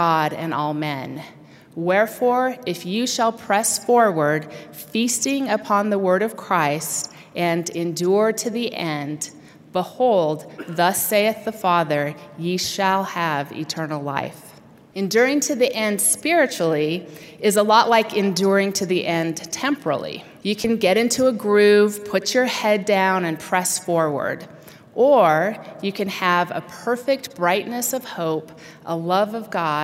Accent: Utah, United States; moved away as an adult; I was getting ready to leave my lifelong home in Utah

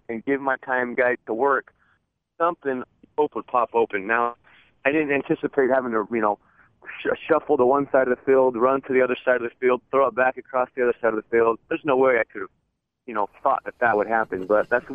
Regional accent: Arizona, United States; born or raised there; also born or lived in Utah; now in San Diego, United States

